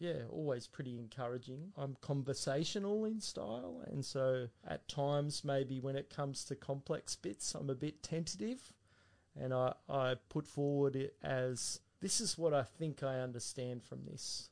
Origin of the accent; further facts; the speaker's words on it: Castle Hill, New South Wales, Australia; also born or lived in Central Coast; I was born in Chester Hill, and um, he was pastoring then. And then we moved to the Central Coast, and he was at a church there. And then when I was about uh, seven, I came to Castle Hill BAPS, and Dad was there for quite some time.